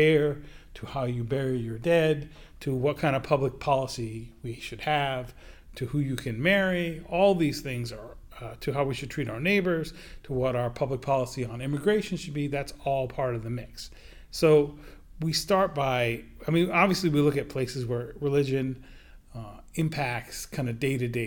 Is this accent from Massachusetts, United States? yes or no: yes; Attleboro, Massachusetts, United States; My hometown newspaper, the Sun Chronicle of Attleboro, Massachusetts